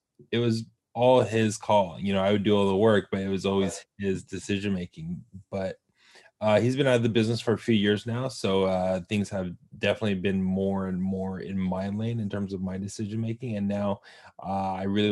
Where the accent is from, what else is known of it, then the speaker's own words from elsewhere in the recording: Southern California, United States; born and raised in Southern California